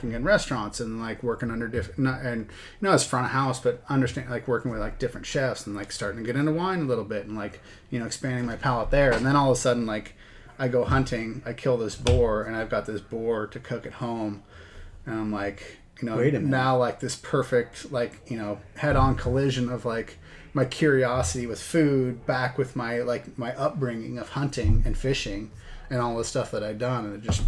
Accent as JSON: {"language": "English", "region": "Washington", "country": "United States", "tie": "born or raised there", "said": "So I grew up in Washington. My dad was, you know, got into hunting and fishing through my dad. And so spent a lot of years growing up. We had a cabin in Central Washington near Ellensburg"}